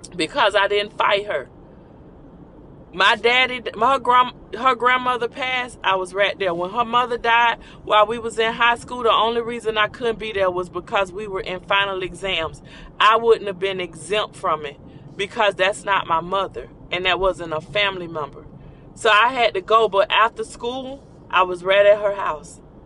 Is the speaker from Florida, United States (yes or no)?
yes; Orlando, Florida, United States; born or raised there